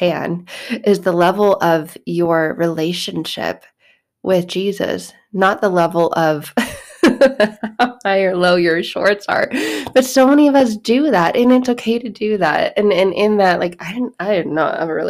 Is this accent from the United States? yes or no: yes; Arizona, United States; I grew up in Arizona.